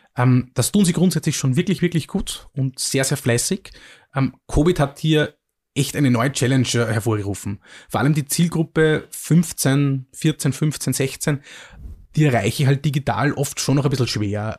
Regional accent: Mühlviertel, Upper Austria, Austria; moved away as an adult; also born or lived in Vienna; ich komme aus dem Müllviertel, einer sehr ländlich geprägten Region und habe dann in, in, Wien studiert

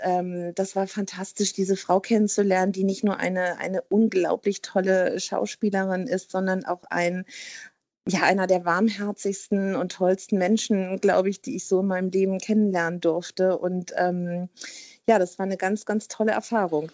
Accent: Hamburg, Germany; ich bin Hamburgerin, ne, eine, eine waschechte Hamburgerin

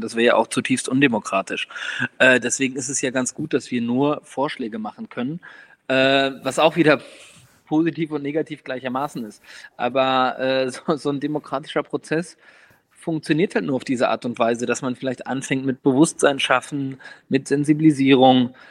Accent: near Osnabrück, Lower Saxony, Germany; ich bin in der Nähe von Osnabrück aufgewachsen

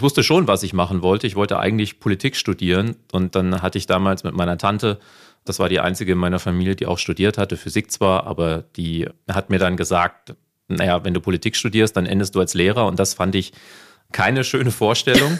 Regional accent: North Hesse, Germany; accent: North Hessian; hört man meinen nordhessischen Dialekt, Akzent

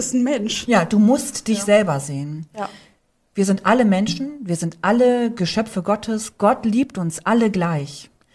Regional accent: Northern Germany, Germany; moved away; ich bin ja direkt am Deich aufgewachsen und da spricht man Platt

